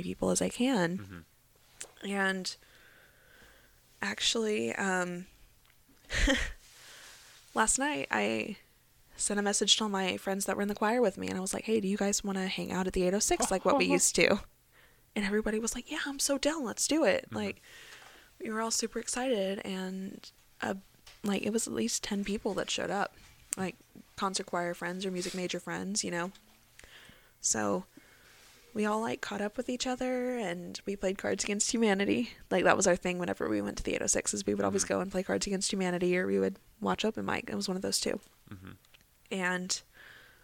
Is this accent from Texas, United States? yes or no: yes; Texas, United States; now in Glendale, United States; I was from Texas